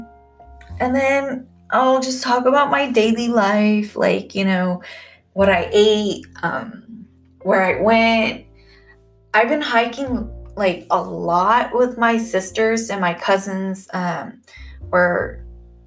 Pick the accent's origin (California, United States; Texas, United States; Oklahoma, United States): California, United States; I am from California